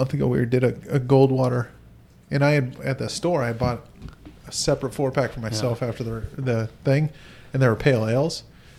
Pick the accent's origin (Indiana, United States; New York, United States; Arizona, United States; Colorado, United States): Arizona, United States; Mesa; born there; I was born in Mesa. Thank you very much.